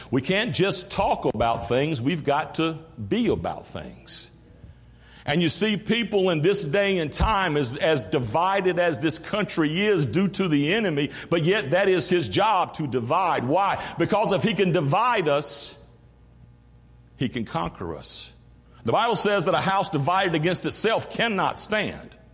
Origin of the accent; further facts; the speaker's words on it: Greenville, North Carolina, United States; also born or lived in Mount Olive, North Carolina; I'm from Greenville, North Carolina, grew up, raised, born around there.